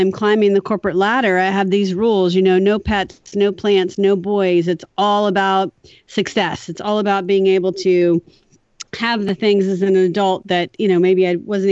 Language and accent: English; southern Louisiana, United States; I was raised in southern Louisiana by really scrappy parents